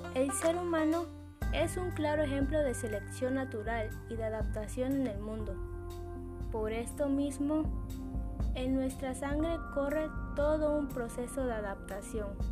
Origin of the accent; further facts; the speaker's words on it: Mexico; como buen mexicano